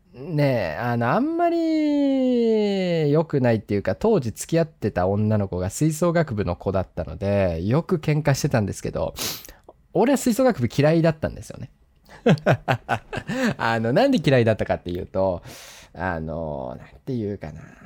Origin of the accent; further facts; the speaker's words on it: Sapporo, Hokkaido, Japan; 札幌市なんですけど、北海道の札幌市